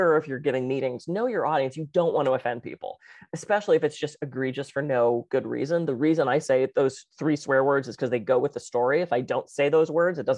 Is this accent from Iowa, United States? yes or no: no; Pittsburgh, Pennsylvania, United States; I'm from Pittsburgh